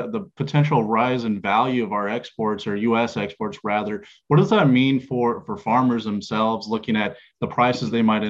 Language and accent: English; East Central Missouri, United States; my hometown is East Central Missouri.